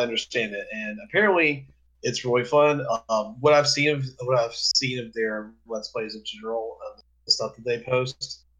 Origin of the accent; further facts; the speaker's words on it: Mississippi, United States; we're from Mississippi.